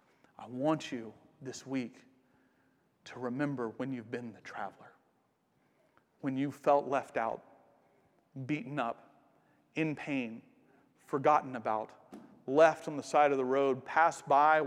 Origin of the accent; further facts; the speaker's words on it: Atlanta, Georgia, United States; It was in the city I grew up in Atlanta.